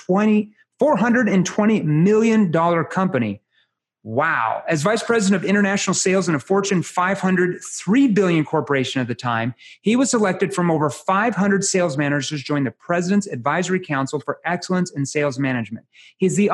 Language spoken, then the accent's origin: English; Arkansas, United States; I'm from Arkansas